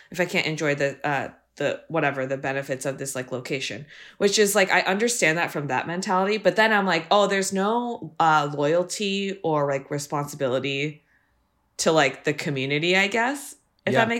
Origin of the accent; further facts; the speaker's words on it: San Francisco, California, United States; I'm from San Francisco, so I've like obviously every time I'm back here, it's like a markedly different city because the people are just new here.